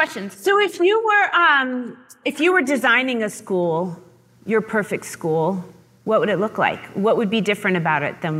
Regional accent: West Virginia, United States; So I grew up in West Virginia. I was surrounded by rural generational poverty, but I grew up in a middle-class house.

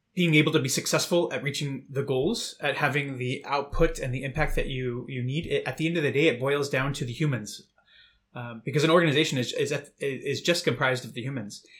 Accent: United States; moved away as an adult; now in Berlin, Germany; I'm originally from the United States

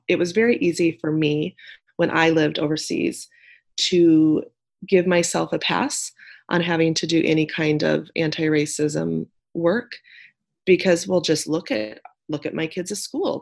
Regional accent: Nebraska, United States; moved away as an adult; I am from Nebraska. I'm a Nebraska native

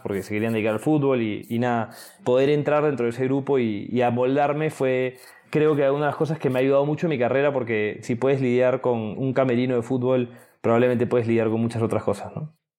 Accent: Lima, Peru; moved away as an adult; also born or lived in United States / England; soy de Lima

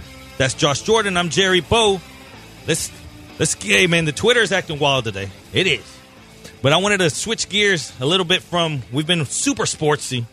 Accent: Colombia; moved away; I'm from Colombia.

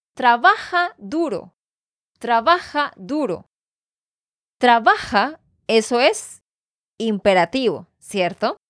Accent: Santander, Colombia; de Santander, Colombia.

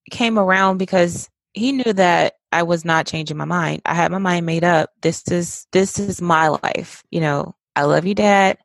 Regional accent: West Point, Mississippi, United States; now in Georgia, United States; my hometown

